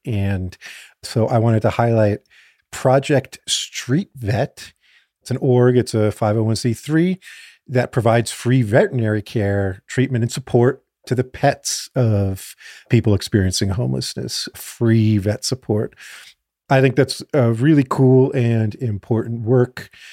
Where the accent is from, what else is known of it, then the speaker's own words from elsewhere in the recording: South Florida, United States; I grew up in South Florida